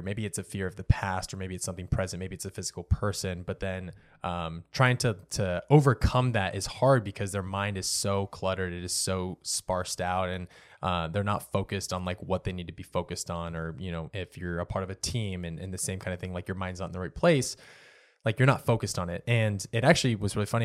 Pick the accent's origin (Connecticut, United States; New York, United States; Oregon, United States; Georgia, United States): Oregon, United States; moved away; I grew up in Oregon, so the water was a little bit cleaner up there than what it is down here